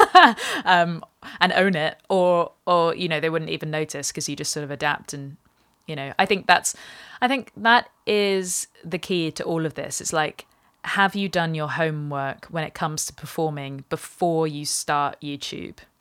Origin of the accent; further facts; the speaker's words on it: England, United Kingdom; me also being English